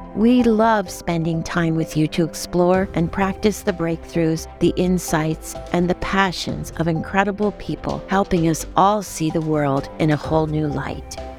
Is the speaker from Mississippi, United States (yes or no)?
no; Houston, Texas, United States; being a Houstonian myself